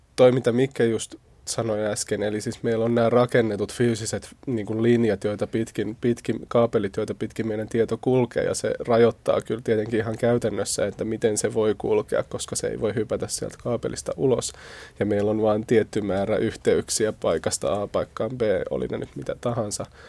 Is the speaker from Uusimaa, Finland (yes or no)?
yes; Espoo, Uusimaa, Finland; mä itse tuun siis Espoosta